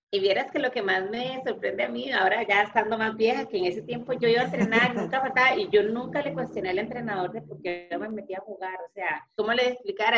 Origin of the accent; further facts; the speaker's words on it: León XIII, San José, Costa Rica; Yo me crié en una zona marginal, en Garavito León 13